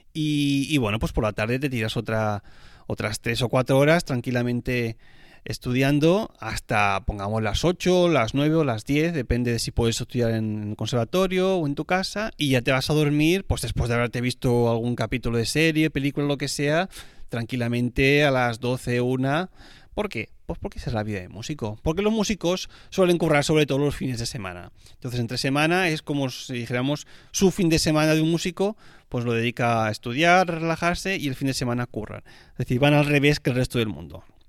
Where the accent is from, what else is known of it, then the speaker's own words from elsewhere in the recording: Spain; como español que soy